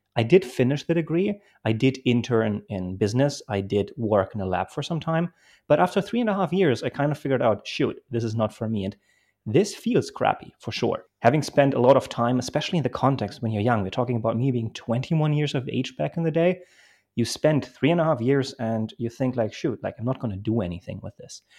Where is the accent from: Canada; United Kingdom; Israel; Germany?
Germany; Bremen; English is a second language; also born or lived in Poland; I grew up in Germany